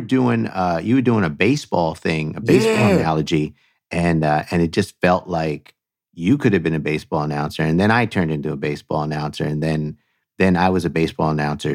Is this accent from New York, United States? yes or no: yes; New York, United States; accent: New York; and that's my New York accent, water.